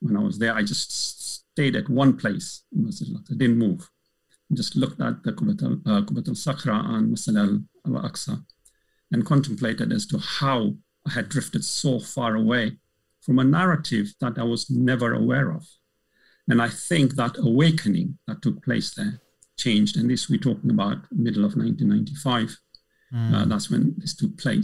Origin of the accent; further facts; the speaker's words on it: Malawi; now in United Kingdom; Coming from an African background, I'm originally from Malawi